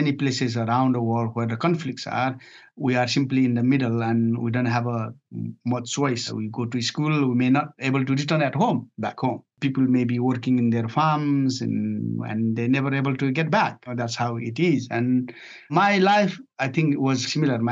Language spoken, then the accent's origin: English; Nepal; moved away as an adult; now in United Kingdom; I was born and raised in Nepal up to age of 19.